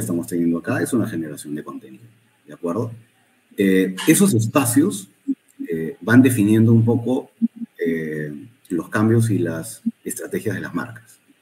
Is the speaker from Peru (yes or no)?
yes; Peru; no es un país grande, somos un país chico